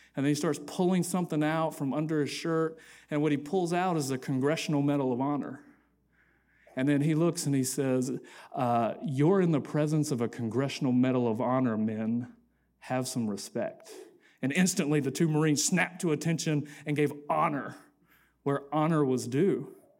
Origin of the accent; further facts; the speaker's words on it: Atlanta, Georgia, United States; I grew up in Atlanta